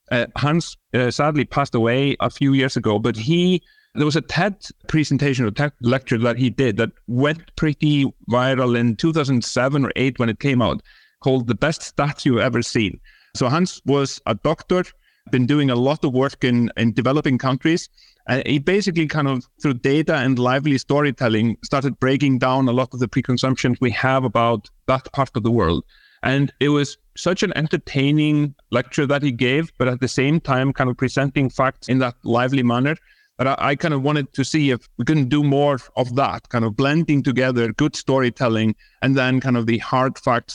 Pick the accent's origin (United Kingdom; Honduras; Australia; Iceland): Iceland; English is a second language; So, yeah, born and bred in Iceland. That's where my funny name and funny accent comes from. I actually grew up in the countryside. So, you know, spent a lot of time on my grandparents' farm.